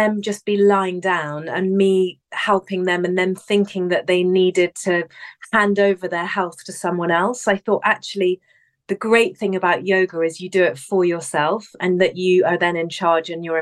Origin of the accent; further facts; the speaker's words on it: England, United Kingdom; now in London, United Kingdom; I'm from England. I was born here, raised here.